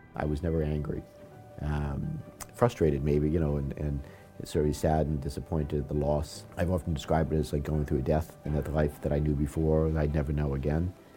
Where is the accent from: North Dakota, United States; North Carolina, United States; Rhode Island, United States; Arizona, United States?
Rhode Island, United States; Warwick; here in, in my hometown of Warwick